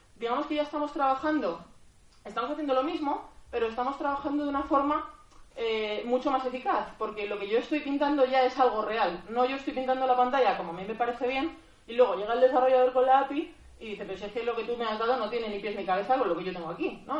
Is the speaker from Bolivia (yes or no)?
no; Madrid, Community of Madrid, Spain; soy de, soy de Madrid